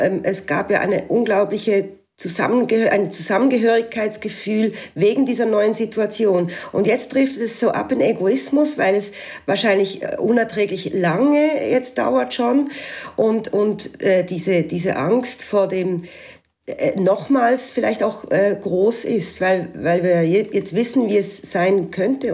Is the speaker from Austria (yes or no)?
no; Switzerland; moved away as an adult; now in Alsace, France